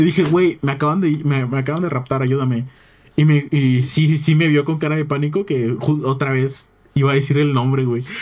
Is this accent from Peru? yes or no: no; Oaxaca, Mexico; Yo soy Oaxaca